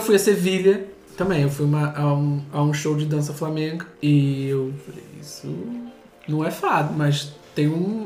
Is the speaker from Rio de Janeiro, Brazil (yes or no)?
yes; Rio de Janeiro, Brazil; moved away as an adult; now in Lisbon, Portugal; nem a gente, nascido no Rio